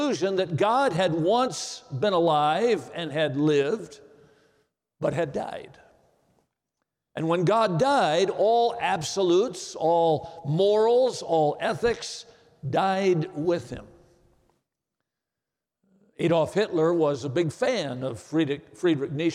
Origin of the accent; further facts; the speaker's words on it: Watertown, Wisconsin, United States; Watertown, Wisconsin, my hometown